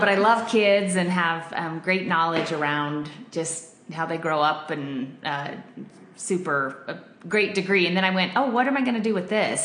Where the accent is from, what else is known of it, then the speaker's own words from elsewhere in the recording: Denver, Colorado, United States; I grew up in Denver, and I've always loved it here